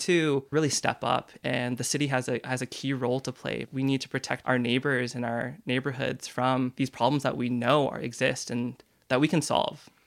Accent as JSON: {"language": "English", "town": "Beaverton", "region": "Oregon", "country": "United States", "tie": "born or raised there", "lives_now": "Portland, United States", "said": "I grew up in Beaver Tin"}